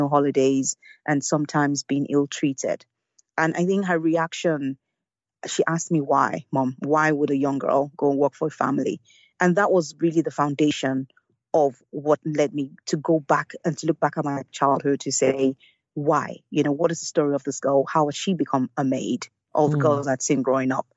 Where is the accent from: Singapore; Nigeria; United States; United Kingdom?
Nigeria; Lagos; I grew up in Lagos and in Nigeria